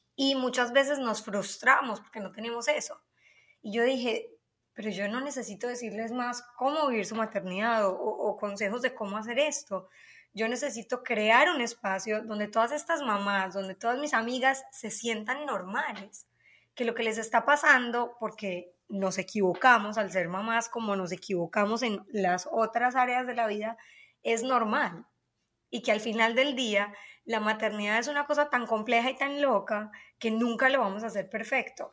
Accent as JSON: {"language": "Spanish", "country": "Colombia", "moved": "yes", "lives_now": "United States", "said": "soy colombiana, obviamente, se me nota"}